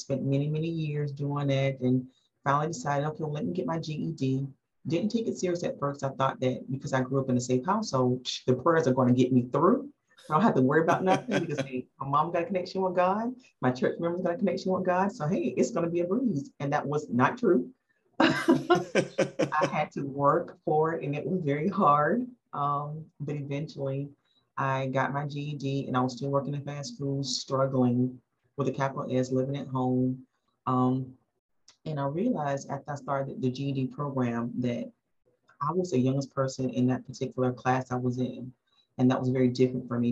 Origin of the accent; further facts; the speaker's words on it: South Carolina, United States; moved away as an adult; also born or lived in Baltimore, Maryland; now in Durham, United States; born in Baltimore, Maryland, mom was in the military, eventually got rerouted back to South Carolina, where the majority of my family was located at, grew up in South Carolina, spent basically all my life there